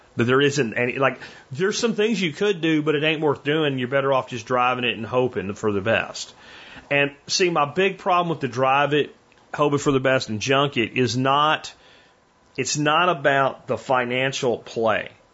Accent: Northeast, United States; moved away; also born or lived in Pennsylvania; growing up in the Northeast

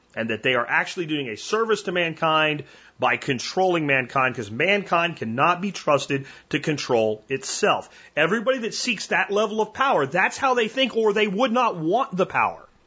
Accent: United States

